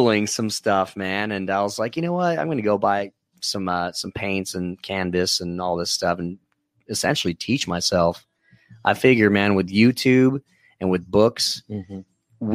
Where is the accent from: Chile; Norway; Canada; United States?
United States; Los Lunas, New Mexico; moved away as an adult; also born or lived in Hollywood, California; now in Oceanside, United States; I moved from Albuquerque. Well, actually, a small town called Los Lunas